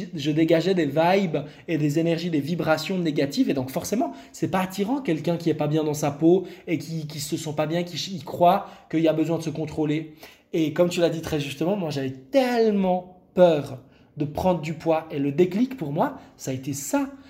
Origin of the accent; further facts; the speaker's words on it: Lebanon; je suis né au Liban, je viens du Liban